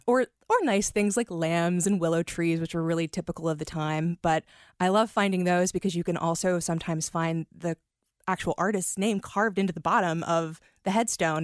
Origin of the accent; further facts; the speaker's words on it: Kentucky, United States; I'm from actual Kentucky as opposed to Northern Kentucky